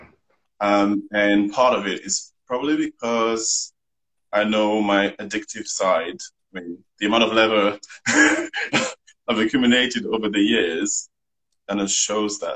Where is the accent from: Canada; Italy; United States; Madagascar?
Madagascar; also born or lived in France; now in London, United Kingdom; I'm from Madagascar originally. I'm partly French as well. And I've been in London for 16 years now.